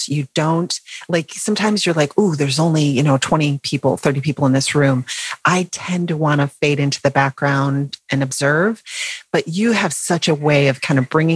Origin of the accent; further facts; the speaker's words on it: North Carolina, United States; I'm from North Carolina.